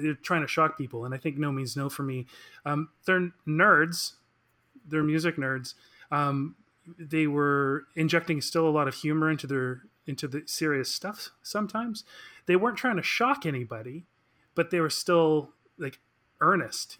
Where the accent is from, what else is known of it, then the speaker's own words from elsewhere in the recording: Victoria, British Columbia, Canada; moved away as an adult; now in Vancouver, Canada; I am from Victoria, British Columbia, and uh, moved to Vancouver about uh, 20 years ago